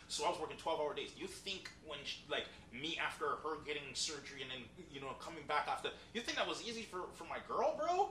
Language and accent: English; Jamaica; moved away; When I grew up in Jamaica